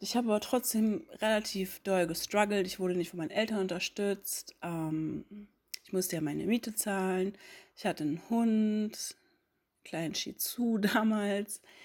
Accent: Hamburg, Germany; ich bin Mitte 30 und ich komme ursprünglich aus Hamburg.

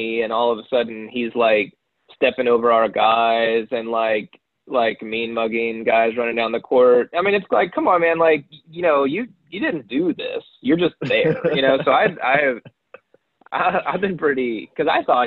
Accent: New Orleans, Louisiana, United States; moved away; I'm from New Orleans originally

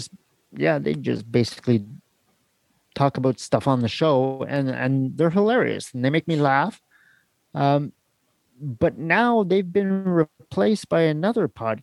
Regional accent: Canada; I'm Canadian

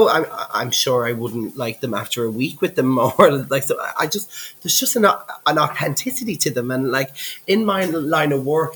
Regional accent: Dublin, Leinster, Ireland; I am from Dublin

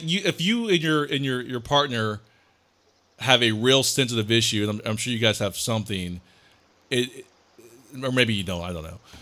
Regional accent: Columbus, Ohio, United States; moved away; also born or lived in Memphis, Tennessee; I was surrounded by white people growing up in Columbus, Ohio

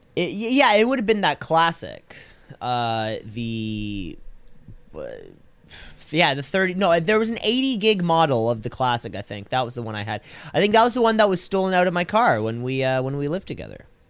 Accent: Canada; I'm too Canadian

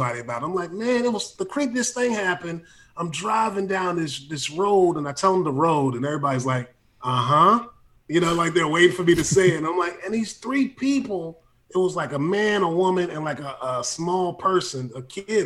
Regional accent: Hampton, Virginia, United States; also born or lived in San Francisco, United States; now in Los Angeles, United States; I grew up in a town called Hampton, Newport News, Virginia

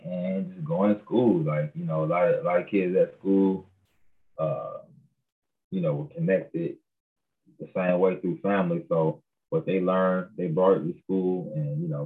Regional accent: Tuskegee, Alabama, United States; also born or lived in Montgomery, Alabama; I'm originally, from Tuskegee, Alabama. Grew up in Tuskegee and Montgomery, Alabama.

